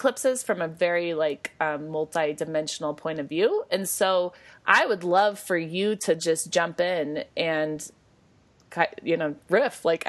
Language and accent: English; Denver, Colorado, United States; I'm born in Denver, Colorado.